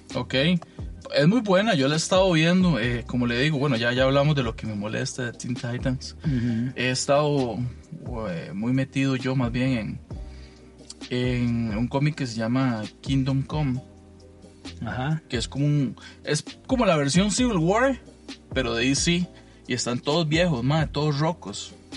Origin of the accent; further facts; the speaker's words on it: Alajuela, Costa Rica; yo soy de la Juela